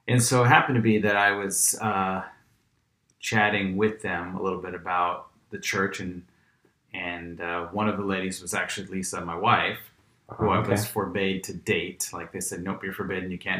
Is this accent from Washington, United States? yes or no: yes; Grandview, Washington, United States; Originally from Grandview, Washington.